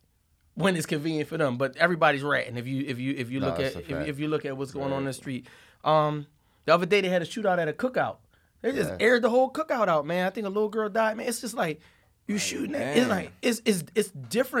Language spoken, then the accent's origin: English; Philadelphia, Pennsylvania, United States; North Philly, Hunter Park section